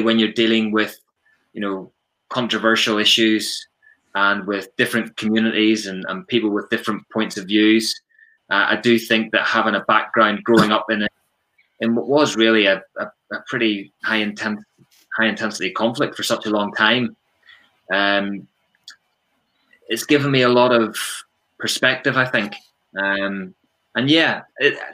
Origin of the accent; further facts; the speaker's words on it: Ballymena, Northern Ireland, United Kingdom; moved away as an adult; also born or lived in Midlands, England; now in Northampton, United Kingdom; I am originally from Ballymena in County Antrim